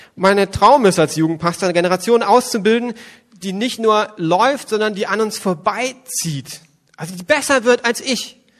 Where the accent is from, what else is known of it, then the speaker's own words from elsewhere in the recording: West Germany, Germany; ich komme aus Westdeutschland